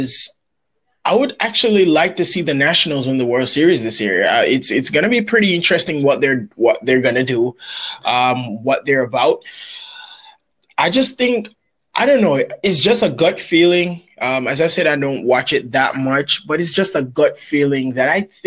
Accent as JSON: {"language": "English", "country": "Jamaica", "said": "I'm from Jamaica."}